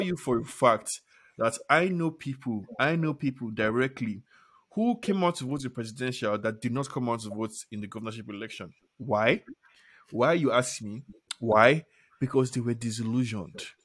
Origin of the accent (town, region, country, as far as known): Nigeria